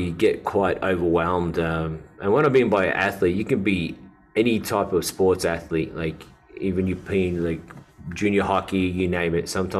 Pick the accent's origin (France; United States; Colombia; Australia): Australia; Melbourne, Victoria; moved away; also born or lived in Dubai; Australian from Melbourne. I grew up in Melbourne my whole life. I'm one of five. My parents got a Lebanese background. They migrated to Australia.